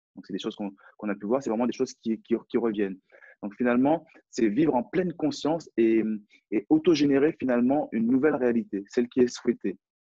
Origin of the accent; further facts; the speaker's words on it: France; accent: French; J'ai un, j'ai un French accent, donc j'ai un accent français.